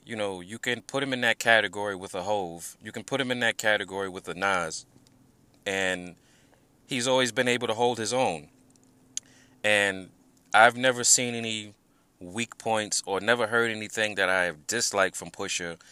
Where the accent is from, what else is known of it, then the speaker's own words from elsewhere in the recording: New York, United States; I'm from New York, born and raised